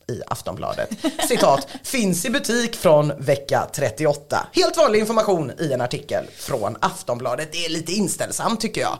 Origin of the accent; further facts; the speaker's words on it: Sweden; Vi är svenskar.